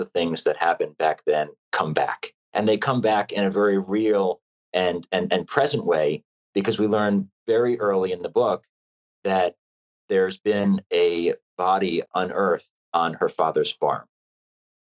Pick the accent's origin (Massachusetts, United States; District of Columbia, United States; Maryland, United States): Maryland, United States; Pasadena; now in California, United States; I was growing up as a kid, you know, running around the streets and woods of Pasadena, Maryland